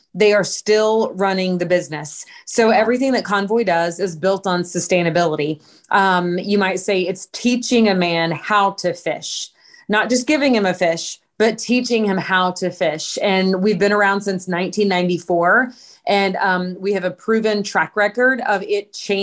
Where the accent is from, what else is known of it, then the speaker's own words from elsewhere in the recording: Fort Gibson, Oklahoma, United States; moved away as an adult; also born or lived in Washington, D.C. / Dallas / Springfield, Missouri; I was born and raised in a very small town called Fort Gibson, Oklahoma